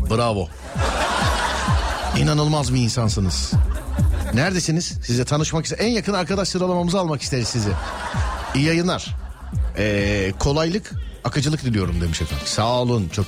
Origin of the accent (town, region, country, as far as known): Manisa, Turkey